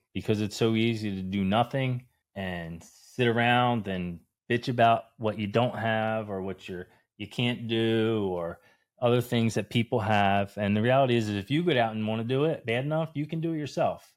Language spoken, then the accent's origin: English; New Jersey, United States; moved away as an adult; I'm originally from New Jersey